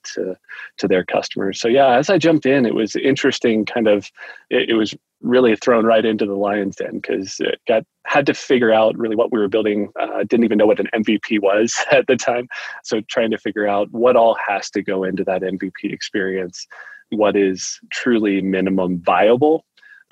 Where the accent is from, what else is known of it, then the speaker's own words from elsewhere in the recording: Cincinnati, Ohio, United States; moved away as an adult; now in Colorado, United States; My wife and I were both born and raised in Cincinnati